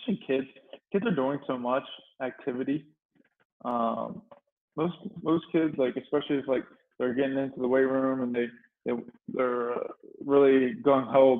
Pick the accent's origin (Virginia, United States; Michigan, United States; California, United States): Virginia, United States; Chincoteague; moved away as an adult; also born or lived in Maryland; So I'm actually from Virginia. I'm from a little island in Virginia, actually, called Chincoteague Island.